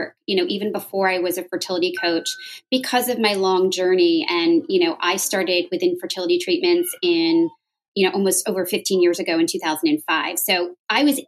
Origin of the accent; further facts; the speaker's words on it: Westchester, New York, United States; now in the South, United States; I was born and bred in New York. I grew up in Westchester